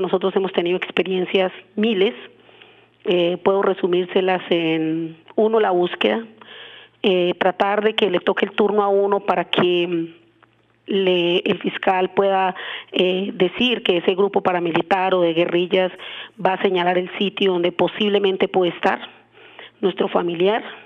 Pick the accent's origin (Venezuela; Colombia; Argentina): Colombia; somos colombianos